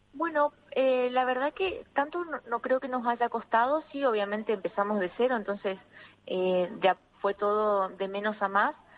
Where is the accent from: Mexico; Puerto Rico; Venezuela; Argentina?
Argentina; now in Madrid, Spain; poder ser un referente en mi país